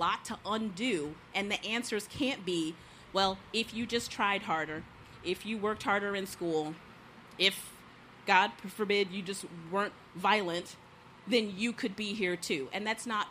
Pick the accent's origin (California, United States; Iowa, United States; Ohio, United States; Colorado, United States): Ohio, United States; now in Ozaukee County, Wisconsin, United States; I am not from Wisconsin. I'm from Ohio